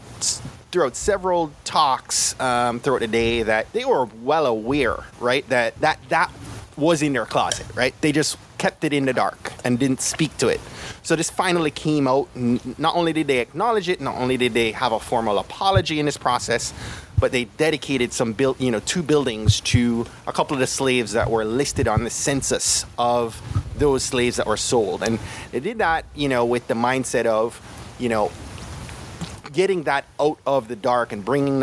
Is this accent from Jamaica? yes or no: yes; Jamaica; growing up in Jamaica